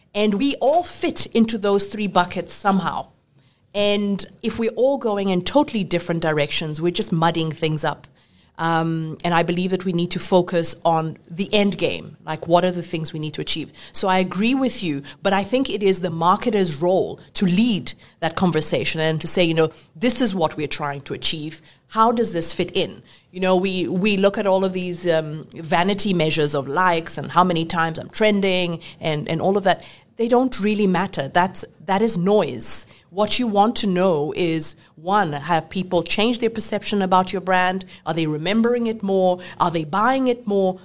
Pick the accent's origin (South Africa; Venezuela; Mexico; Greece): South Africa; I'm talking South African